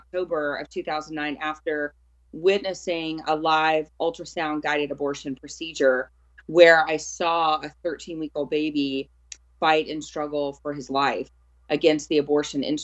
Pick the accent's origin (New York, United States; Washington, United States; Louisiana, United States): Louisiana, United States; South; I grew up in South Louisiana